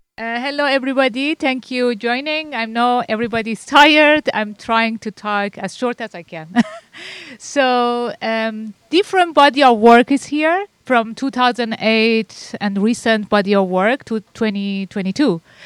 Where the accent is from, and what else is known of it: Iran; born or raised there; English is a second language; moved away as an adult; now in New England, United States